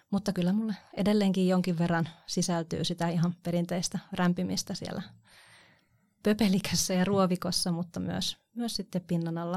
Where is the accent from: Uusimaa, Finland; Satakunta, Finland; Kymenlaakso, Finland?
Kymenlaakso, Finland; Kotka; rakas kotikaupunkini. Siellä olen syntynyt ja siellä olen kasvanut.